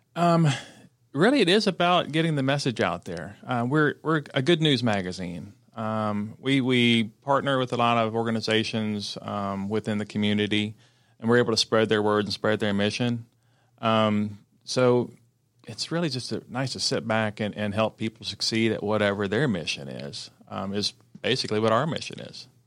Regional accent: Cherokee County, Georgia, United States; I grew up in Cherokee County, and um, I'm married a Cherokee County girl

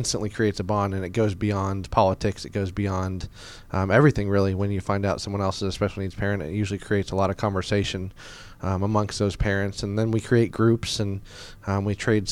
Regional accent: Marietta, Georgia, United States; also born or lived in Boston, Massachusetts / Louisville, Kentucky; I was originally born in Boston, Massachusetts. I didn't live there for a long time, but I moved down to Atlanta when I was 10. My parents relocated down here, and obviously I came with them. And I grew up in Marietta, Georgia

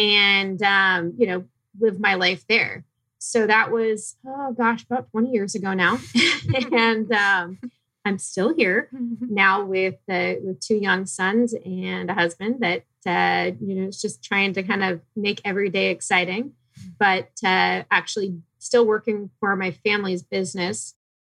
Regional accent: Phoenix, Arizona, United States; also born or lived in San Diego; Born and raised in Phoenix. I migrated over to San Diego for college in the late 90s and stayed there working for Ernst & Young in the public accounting sector for a while.

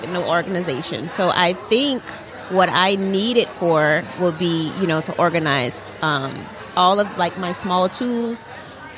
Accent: New Orleans, Louisiana, United States; now in Baton Rouge, United States; I am from Louisiana, originally from New Orleans, Louisiana, but I've moved to Baton Rouge

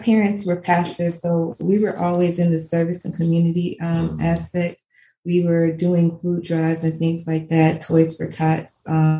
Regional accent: Florida, United States; moved away as an adult; now in Rome, Georgia, United States; we're city people. We were born and raised in Florida. But at the same time, we have rural country hearts.

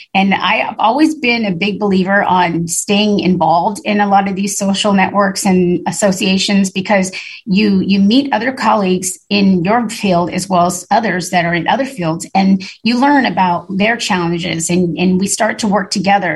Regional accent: Long Beach, California, United States; I grew up in Long Beach and I saw the port structure grow, you know, from, you know, a kid going to high school out here

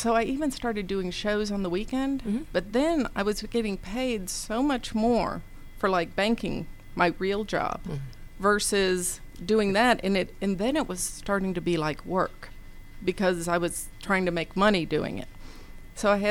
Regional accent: Nashville, Tennessee, United States; moved away as an adult; also born or lived in Knoxville, Tennessee; now in Atlanta, United States; I grew up in Nashville, Tennessee.

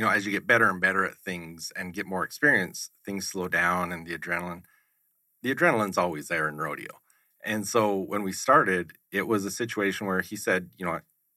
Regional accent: Southern Alberta, Canada; I was born and raised in Southern Alberta in Canada

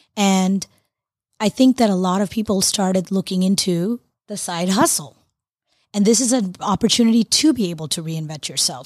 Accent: Florida, United States; moved away; I'm from Florida originally

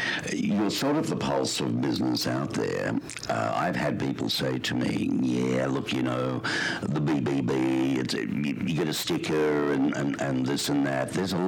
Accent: Australia; moved away as an adult; now in United States; obviously I'm from Australia, but I've lived in America now a considerable amount of time

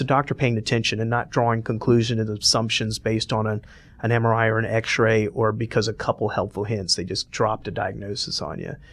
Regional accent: Atlanta, Georgia, United States; moved away as an adult; also born or lived in Cleveland; I was born and raised here.

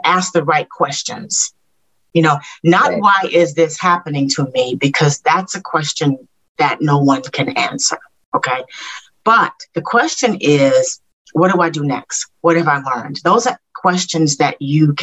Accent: Little Rock, Arkansas, United States; moved away; I grew up in Little Rock, Arkansas

